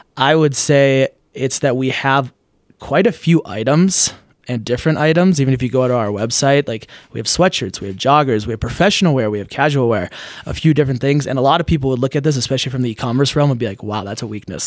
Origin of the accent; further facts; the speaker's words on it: Minnesota, United States; I grew up in Minnesota